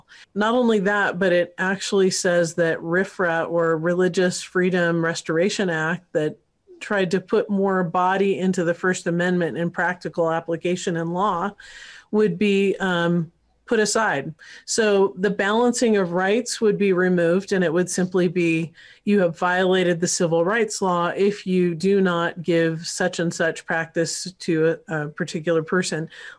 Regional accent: California, United States; I grew up partly in California, so Northern Cal.

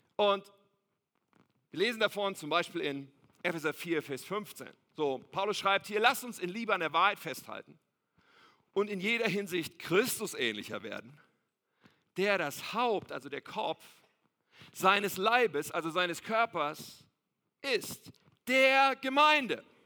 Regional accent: Ennepetal, North Rhine-Westphalia, Germany; ich bin aufgewachsen in Ennepetal.

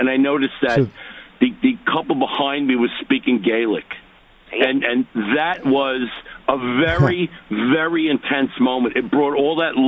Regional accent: New York City, New York, United States; now in Lyndhurst; I grew up in Bayside, Queens, and I'm Italian-American

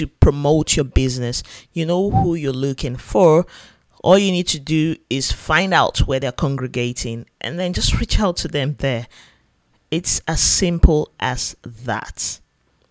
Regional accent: Yenagoa, Bayelsa, Nigeria; here in my home state, Yanagua Bayelsa State.

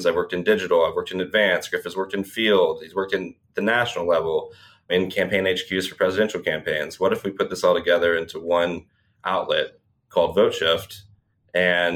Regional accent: Birmingham, Alabama, United States; I'm from Birmingham, Alabama. I lived here my whole life

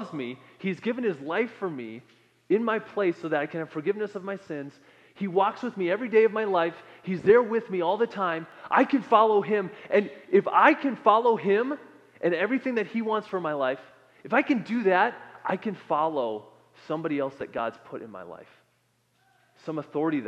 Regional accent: Minnesota, United States; moved away; I come from Minnesota

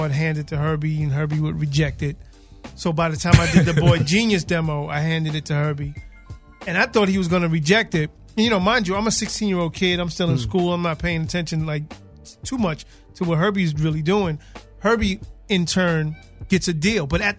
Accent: New York City, New York, United States; No, I'm from Queens.

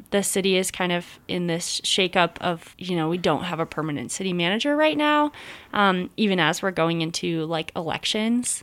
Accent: Boulder, Colorado, United States; I'm from Boulder, Colorado

